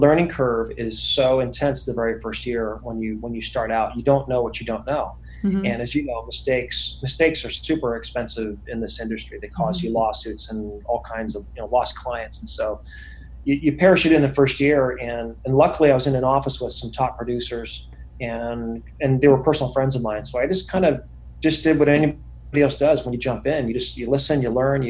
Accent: Bay Area, California, United States; I grew up in the Bay Area. I'm in Silicon Valley here

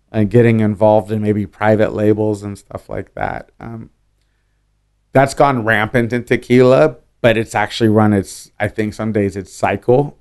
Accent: Oakland, California, United States; also born or lived in San Francisco / Berkeley; I'm a Bay Area kid. I, I was raised in Berkeley and Oakland

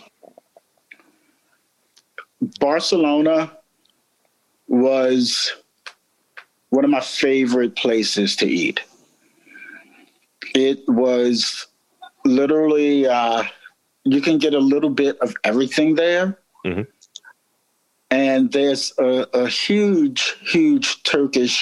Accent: Baltimore, Maryland, United States; I'm born and raised in Baltimore, and I grew up when Lexington Market didn't have like heroin addicts

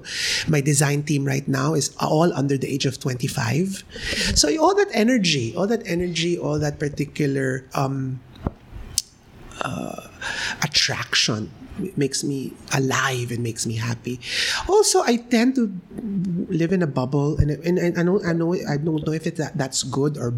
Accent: Philippines; we as a Filipino

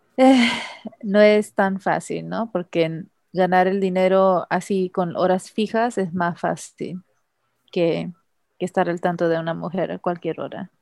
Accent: Los Angeles, California, United States; moved away as an adult; also born or lived in El Paso, Texas; now in Trinidad and Tobago; yo nací en Los Ángeles, California, Estados Unidos

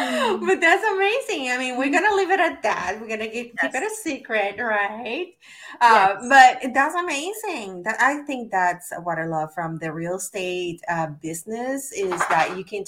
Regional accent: Puerto Rico; moved away; I'm originally from Puerto Rico

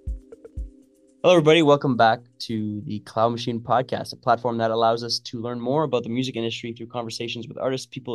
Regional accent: Northern Ontario, Canada; I grew up in Northern Ontario

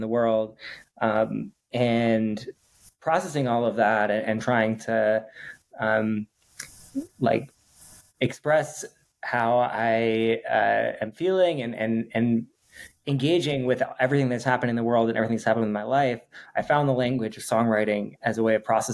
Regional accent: Twin Cities, Minnesota, United States; also born or lived in East Coast / Bay Area; now in Los Angeles, United States; grew up in the Twin Cities

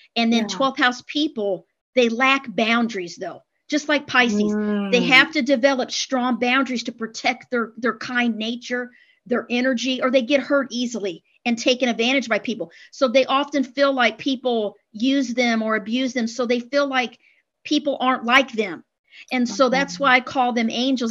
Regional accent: Midwest, United States; I was raised in the Midwest, the Bible Belt

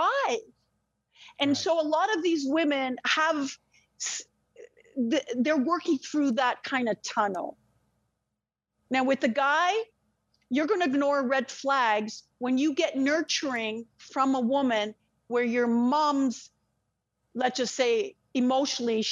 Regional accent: Israel; moved away; I'm Israeli, French, and Russian. I was born in Israel near the desert.

